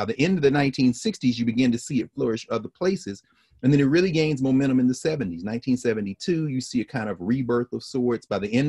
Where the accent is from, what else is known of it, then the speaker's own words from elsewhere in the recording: Tennessee, United States; that me in Tennessee wouldn't have celebrated it.